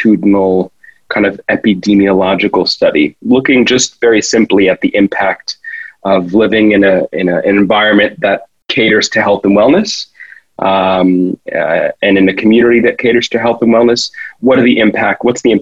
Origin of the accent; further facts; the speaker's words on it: Miami, Florida, United States; accent: American; moved away as an adult; now in Australia; I'm from Miami, actually, originally